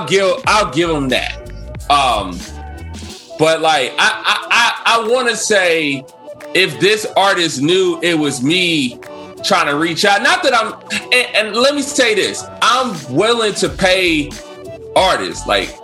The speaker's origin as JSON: {"language": "English", "town": "Cincinnati", "region": "Ohio", "country": "United States", "said": "And I want you to know I'm from Cincinnati, Ohio."}